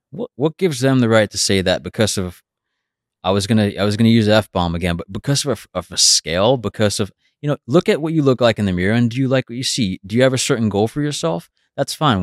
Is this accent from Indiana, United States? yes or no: no; New York City, New York, United States; growing up in Brooklyn.